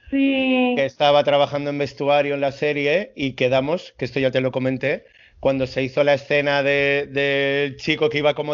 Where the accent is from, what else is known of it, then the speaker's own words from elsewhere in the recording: Madrid, Community of Madrid, Spain; muchas veces la, jerga madrileña, pierdo muchas veces la forma de hablar de la gente.